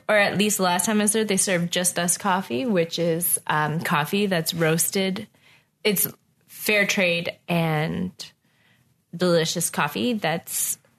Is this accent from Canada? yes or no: yes; Atlantic Canada, Canada; now in Ottawa, Canada; But it's probably because I'm coming from the East Coast, which is small and doesn't have very much money, so it stays pretty much